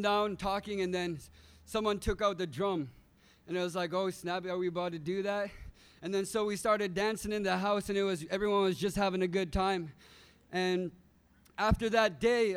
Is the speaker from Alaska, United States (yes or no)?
yes; Toksook Bay, Alaska, United States; I'm originally from Tuksuk Bay. I've got family in Atmatok. That's where my dad's side is, but mainly grew up in Tuksuk Bay, which is southwest part of Alaska